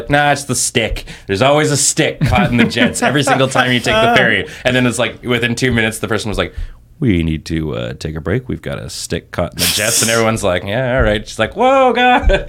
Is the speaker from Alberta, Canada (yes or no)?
yes; Edmonton, Alberta, Canada; I think the biggest change has been like, so I come from Edmonton, Alberta. And Edmonton is a very sprawling city.